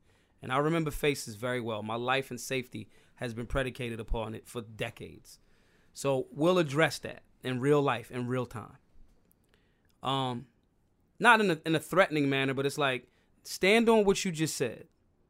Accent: Philadelphia, Pennsylvania, United States; because, like, I'm from Philly. Like, you can't even hurt my feelings.

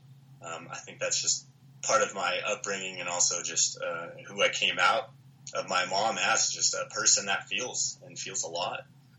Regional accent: Missoula, Montana, United States; So I was born and raised in Missoula, Montana. Third generation fisherman. My mom's Puerto Rican. My dad is Pennsylvania Dutch.

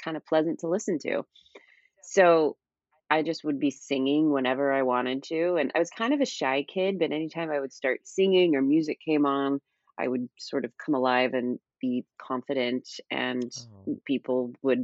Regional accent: Sacramento, California, United States; I grew up in Sacramento, California

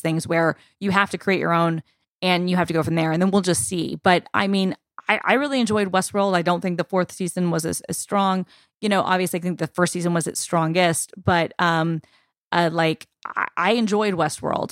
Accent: United States; this is me as an American speaking

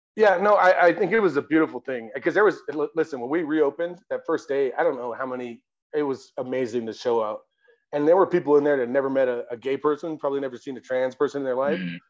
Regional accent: San Diego, California, United States; now in Colorado Springs, United States; I'm from San Diego

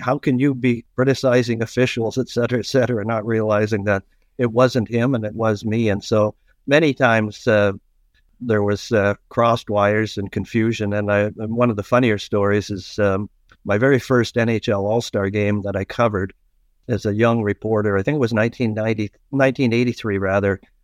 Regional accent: Toronto, Ontario, Canada; also born or lived in East York, Toronto / North York, Toronto; my younger years were in Scarborough. And uh, I went to Winston Churchill High School at Scarborough

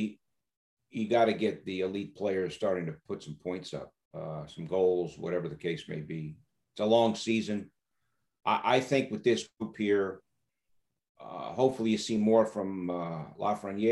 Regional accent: California, United States; also born or lived in New York; I'm a native New Yorker, but I grew up in California

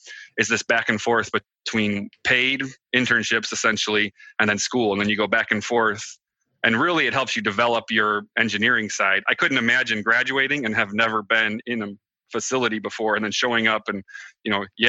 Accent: Michigan, United States; I'm from Southwest Michigan. I know Mindy's been there. It's a pretty awesome place right by the Lake Michigan, you know.

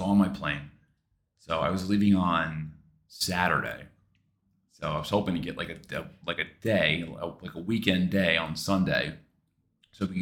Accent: New York, United States; I'm a New Yorker

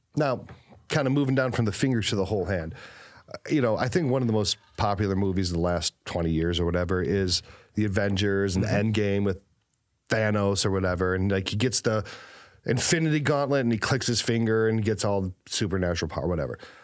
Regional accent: Cleveland, Ohio, United States; I'm from Cleveland

